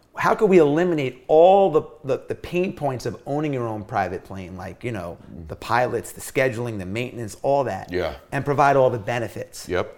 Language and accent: English; New York City, New York, United States; When I was growing up, I grew up in New York City or in Long Island in the 80s when breakdancing and rap and all this stuff was happening.